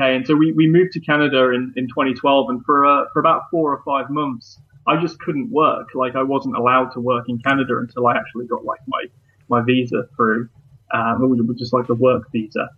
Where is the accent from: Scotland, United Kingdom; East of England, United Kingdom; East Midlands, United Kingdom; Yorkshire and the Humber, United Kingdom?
East Midlands, United Kingdom; Leicester; bands that kind of came through my hometown and bands that also were living there too. And I made like a, um, a documentary film, um, about sort of four bands within, within that, within Leicester